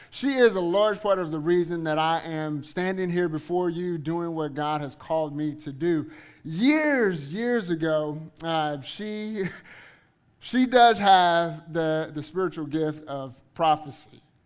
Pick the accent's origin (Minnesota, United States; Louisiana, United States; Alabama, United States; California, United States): Louisiana, United States; Eunice; also born or lived in Guthrie, Oklahoma / Kansas; now in Oklahoma City, United States; I am originally from Southwest Louisiana, uh, a little town called Eunice.